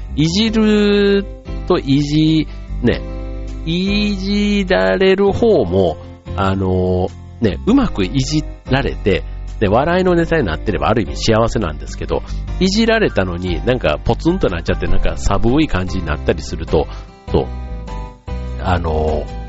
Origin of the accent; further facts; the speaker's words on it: Kansai, Japan; 関西の出身